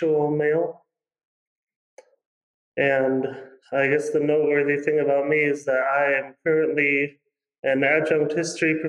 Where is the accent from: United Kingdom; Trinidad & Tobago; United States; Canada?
United States; the South; I was raised in the South in sort of a suburban area.